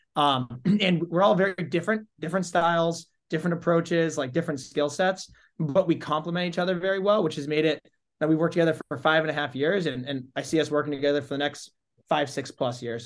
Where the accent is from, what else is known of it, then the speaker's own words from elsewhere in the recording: Holden, Massachusetts, United States; grew up in Holden, Mass. So that's, uh, Central Mass.